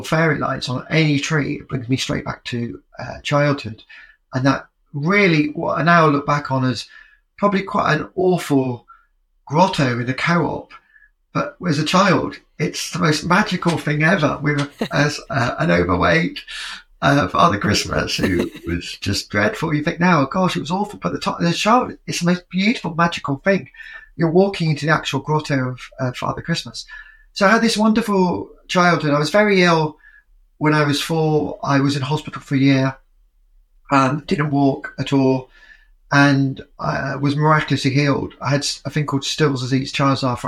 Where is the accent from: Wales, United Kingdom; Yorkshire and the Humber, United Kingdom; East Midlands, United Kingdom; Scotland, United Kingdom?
Yorkshire and the Humber, United Kingdom; moved away as an adult; also born or lived in London / New York; I was growing up in Yorkshire at a very exciting time